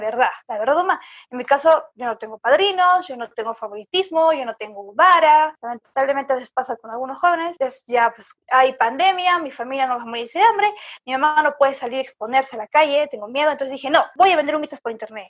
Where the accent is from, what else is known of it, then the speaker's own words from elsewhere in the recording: Lima, Peru; now in Moquegua, Peru; yo no soy de Moquegua, pero soy de Lima